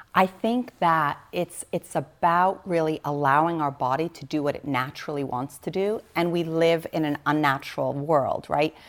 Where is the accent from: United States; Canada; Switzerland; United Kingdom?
Switzerland; I was born in Switzerland. I was literally born on a biodynamic farm